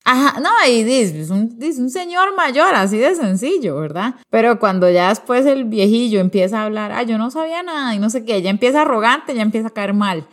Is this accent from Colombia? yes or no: no; Costa Rica; A veces como Costa Rica nos, nos creemos que no somos parte de Centroamérica, pero la verdad es que sí somos